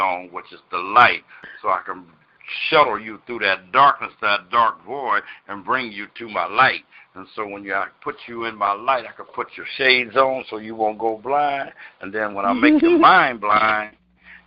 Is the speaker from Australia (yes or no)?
no; California, United States; my home state